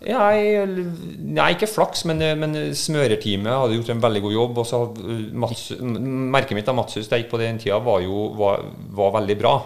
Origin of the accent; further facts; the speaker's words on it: Trondheim, Trøndelag, Norway; accent: trønder; also born or lived in Lillehammer; jeg er trønder, du hører jo på dialekta. Uh. Um, men jeg ble født på Lillehammer uh, i 1983 og bodde der i to år før uh, vi dro den over Dovre og, og, kom til Trondheim igjen